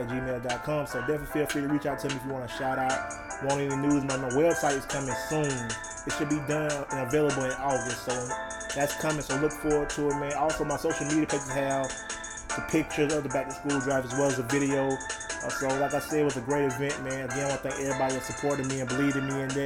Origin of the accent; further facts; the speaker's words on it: Troy, Alabama, United States; in my hometown, Troy, Alabama